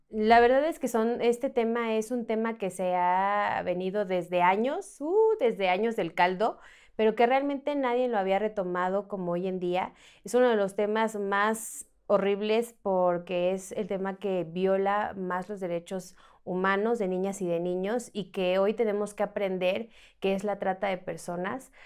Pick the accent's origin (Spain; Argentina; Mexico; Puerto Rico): Mexico; Mexico City; yo soy de aquí, de la Ciudad de México